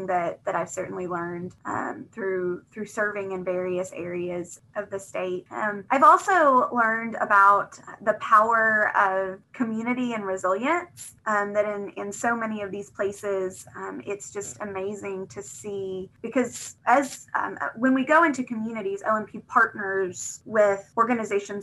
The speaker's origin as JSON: {"language": "English", "town": "Little Rock", "region": "Arkansas", "country": "United States", "tie": "born or raised there", "also_born_or_lived": "Chicago", "said": "I grew up in Little Rock"}